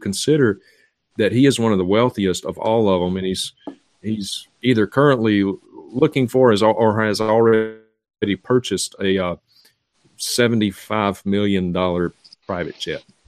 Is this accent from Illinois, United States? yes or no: no; Vicksburg, Mississippi, United States; my hometown at the time, uh, Vicksburg, Mississippi